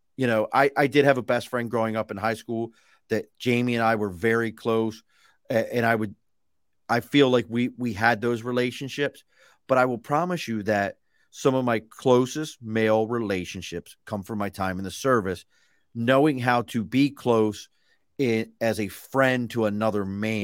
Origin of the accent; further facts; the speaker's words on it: Baltimore, Maryland, United States; I was a kid from East Baltimore, white kid from East Baltimore